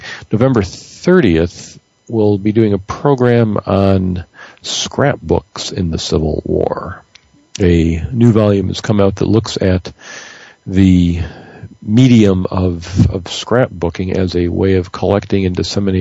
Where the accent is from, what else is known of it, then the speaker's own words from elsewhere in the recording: Detroit, Michigan, United States; moved away; My hometown team, the Detroit Tigers